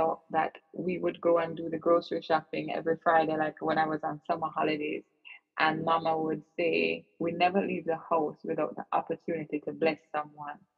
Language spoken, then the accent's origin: English; Kingston, Jamaica; I grew up in Kingston, Jamaica